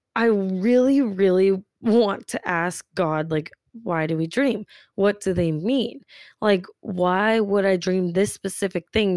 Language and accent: English; Tulsa, Oklahoma, United States; I'm from Tulsa, Oklahoma